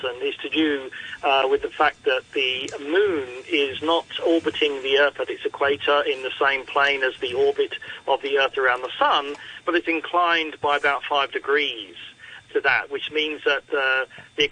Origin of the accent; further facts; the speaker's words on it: Australia; now in Hong Kong; I'm Australian